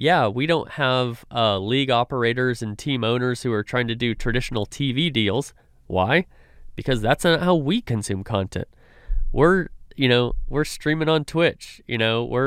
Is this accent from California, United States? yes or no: yes; California, United States; now in Dallas, United States; I grew up in California.